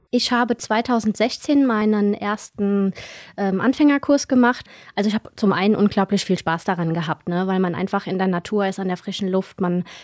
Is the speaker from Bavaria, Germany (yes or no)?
no; Hesse, Germany; ich komme aus dem Rheingau